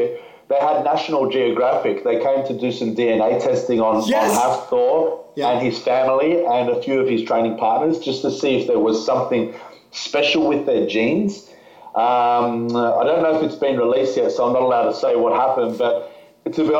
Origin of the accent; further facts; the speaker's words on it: Australia; we're from Australia